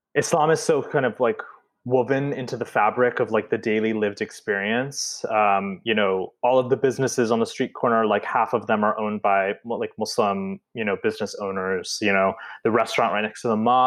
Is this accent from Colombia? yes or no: no; Midwest, United States; we grew up in the Midwest